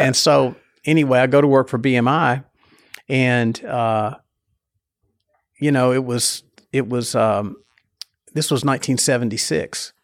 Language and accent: English; Nashville, Tennessee, United States; I grew up in Nashville, Nashville